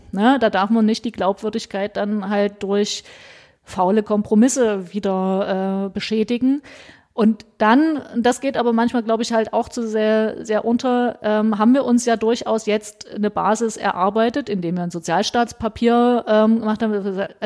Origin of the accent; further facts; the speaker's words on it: Meissen, Saxony, Germany; Ich komme aus Meißen, betreue Dresden mit und äh, Sächsische Schweiz und so weiter.